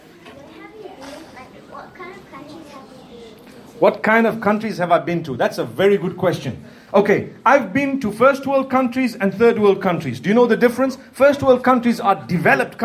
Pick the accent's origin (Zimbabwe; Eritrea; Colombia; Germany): Zimbabwe; I'm from Zimbabwe. That's in Africa, in the southern part of Africa